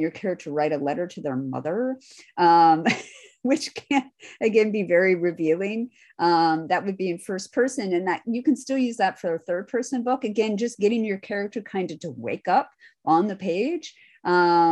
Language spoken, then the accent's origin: English; Midwest, United States; I'm from the Midwest